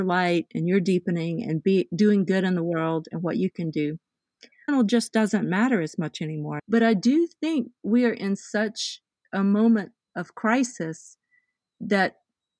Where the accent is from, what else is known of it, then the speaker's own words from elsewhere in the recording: the South, United States; I came from the South.